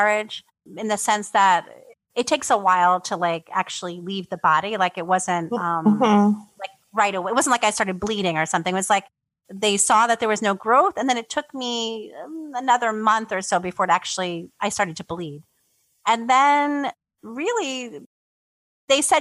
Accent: New York City, New York, United States; moved away as an adult; now in Poland; I'm originally from New York, from the Bronx. And I grew up in the Bronx

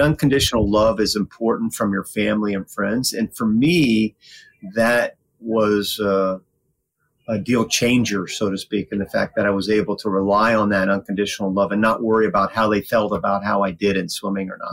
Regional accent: Winter Haven, Florida, United States; I grew up in Winter Haven, Florida

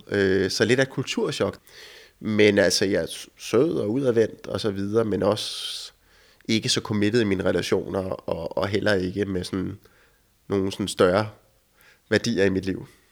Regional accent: Denmark; also born or lived in United States; nu er jeg hjemme i Danmark

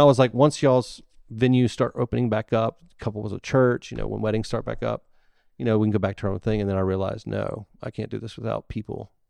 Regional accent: Ocean Springs, Mississippi, United States; I was born in the Ocean Springs Hospital

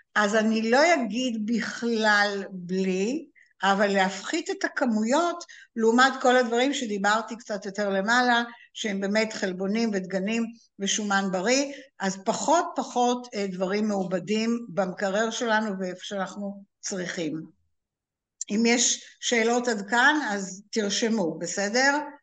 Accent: Israel; לנו כישראלים

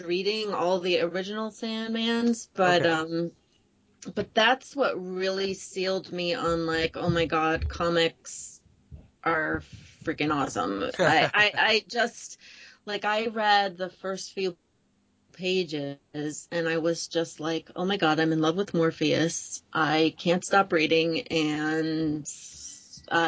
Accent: New York, United States; also born or lived in the American South; I'm from New York, not New York City

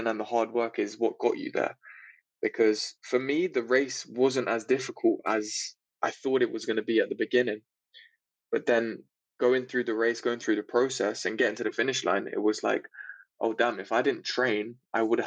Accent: London, United Kingdom; I grew up in England, in London. So not in the central part of London, but on the outskirts.

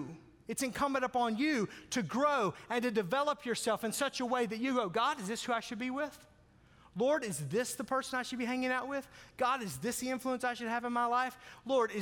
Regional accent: Arkansas, United States; I grew up in Arkansas

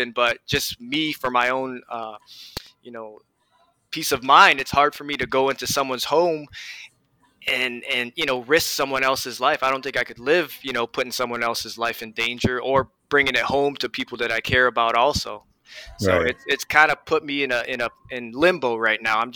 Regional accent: Hawaii, United States; moved away; I'm originally from Hawaii

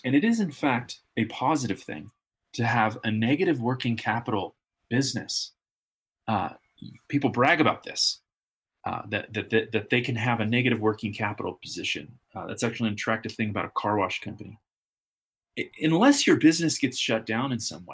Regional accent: United States; as American business owners and operators

